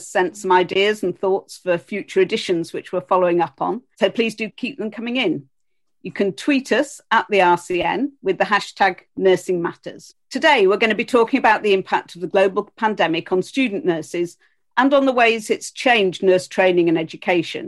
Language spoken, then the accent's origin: English; Yorkshire and the Humber, United Kingdom; Fellow Yorkshire person.